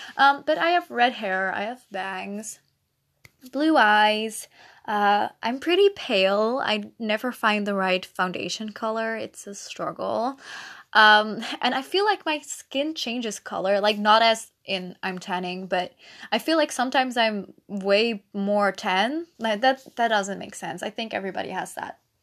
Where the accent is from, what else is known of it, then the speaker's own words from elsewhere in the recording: Netherlands; first language Dutch; English is a second language; I'm Dutch